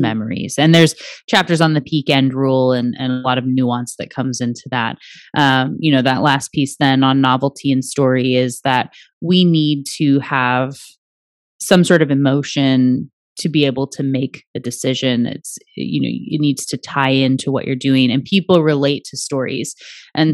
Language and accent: English; Anchorage, Alaska, United States; I was born in the Native hospital in Anchorage